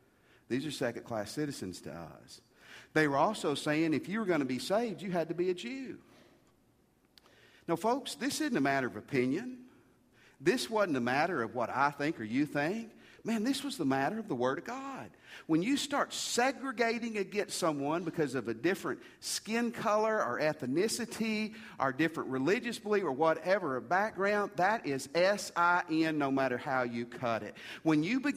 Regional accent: Tennessee, United States; also born or lived in Missouri / Mississippi; I was born in Missouri, grew up in Tennessee, went to college in Mississippi

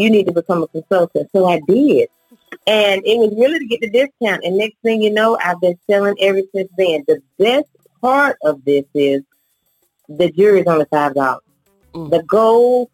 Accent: Rural Hall, North Carolina, United States; also born or lived in Gastonia, North Carolina; I am originally from Winston-Salem, North Carolina, actually Rural Hall.

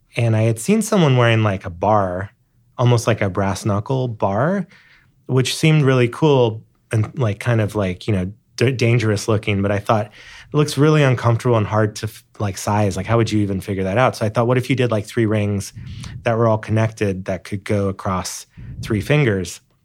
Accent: Hawaii, United States; born or raised there; moved away

